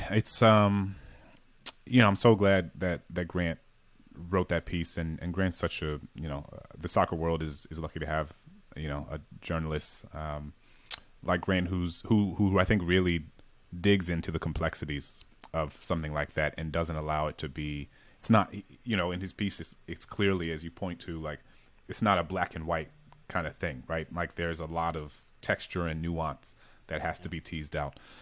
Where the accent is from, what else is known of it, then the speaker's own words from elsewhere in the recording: New Orleans, Louisiana, United States; moved away; I grew up in a majority black city